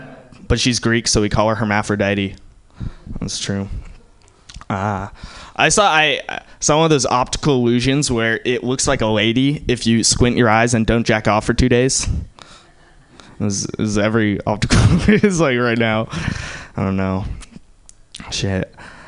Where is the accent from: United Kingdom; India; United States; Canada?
India; I'm Indian.